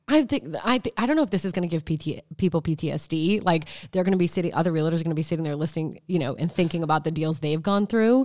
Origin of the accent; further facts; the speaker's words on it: United States; being an American